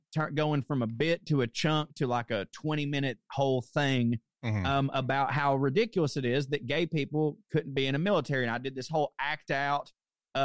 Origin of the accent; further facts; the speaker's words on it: Chickamauga, Georgia, United States; moved away; also born or lived in New York; I'm from Chickamauga, Georgia